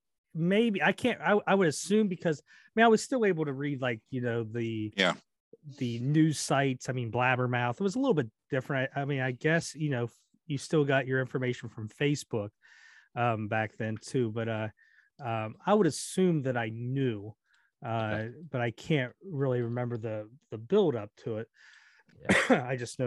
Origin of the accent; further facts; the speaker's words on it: California, United States; with growing up in California